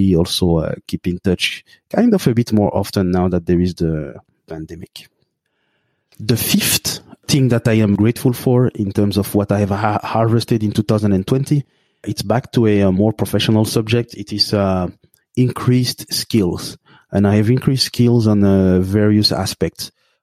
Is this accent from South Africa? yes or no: no; Belgium; I grew up in Belgium in a lower middle class family